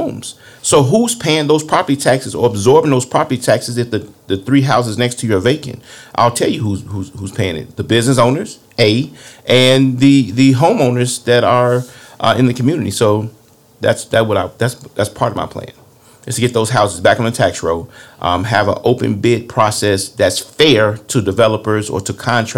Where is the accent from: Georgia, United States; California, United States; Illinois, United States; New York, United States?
Illinois, United States; Harvey; When I grew up in Harvey back in the 70s and 80s, we didn't even lock our front door or back door